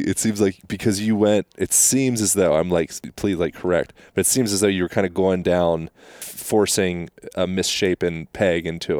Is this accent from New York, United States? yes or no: no; Lancaster, Pennsylvania, United States; moved away; I come from Pennsylvania, very ordinary world, Lancaster, Amish country.